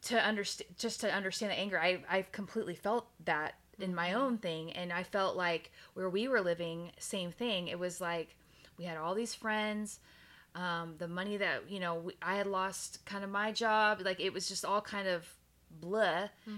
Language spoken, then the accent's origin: English; Texas, United States; moved away; I'm from Texas. And so moving from Texas mm-hmm. to Oregon, mm-hmm. it was such a big freaking deal.